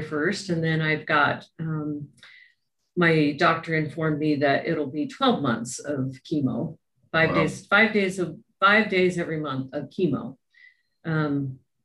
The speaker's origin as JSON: {"language": "English", "region": "Utah", "country": "United States", "tie": "born or raised there", "said": "I grew up in Utah"}